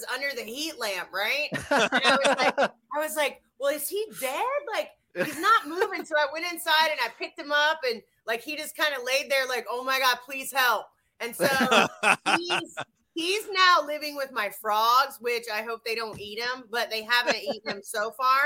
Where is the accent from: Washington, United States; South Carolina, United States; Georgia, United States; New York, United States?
South Carolina, United States; I grew up in South Carolina